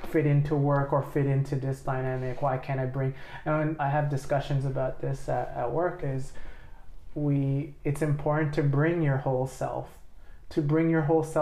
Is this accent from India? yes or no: no; Australia; you have to say oh, I'm only I'm Australian, and you, you can't feel this safety to say Australian, Lao